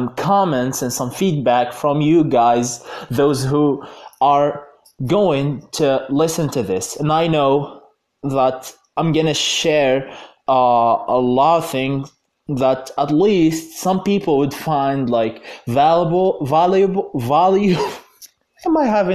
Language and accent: English; Algeria; in Algeria, my home country